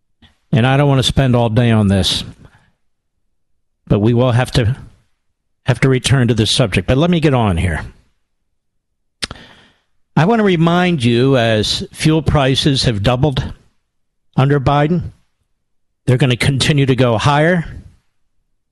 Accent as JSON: {"language": "English", "town": "Philadelphia", "region": "Pennsylvania", "country": "United States", "said": "I'm from Philadelphia."}